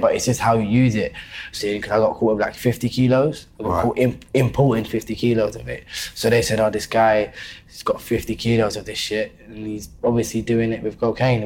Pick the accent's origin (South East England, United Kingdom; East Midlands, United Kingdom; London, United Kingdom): London, United Kingdom; also born or lived in Deptford; Born and bred Lewisham, my whole life.